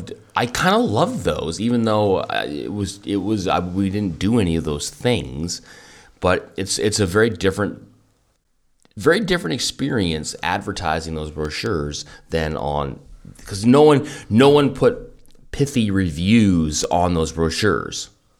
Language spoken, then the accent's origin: English; Kelowna, British Columbia, Canada; That is not something that I grew up with in Kelowna